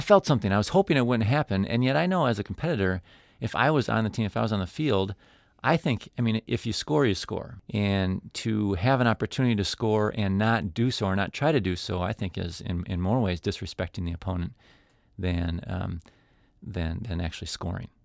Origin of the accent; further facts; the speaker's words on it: United States; I'm an American